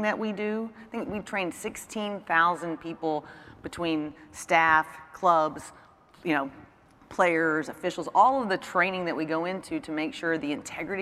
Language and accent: English; Kentucky, United States; moved away; also born or lived in Mississippi; growing up, I'm from Kentucky